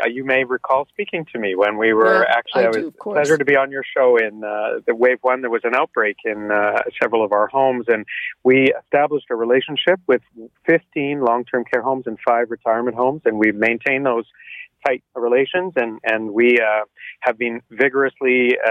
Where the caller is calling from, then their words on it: Toronto, Ontario, Canada; I'm calling you from the Cedarvale Terrace in Toronto, where our mobile team continues our vaccination of long-term care homes.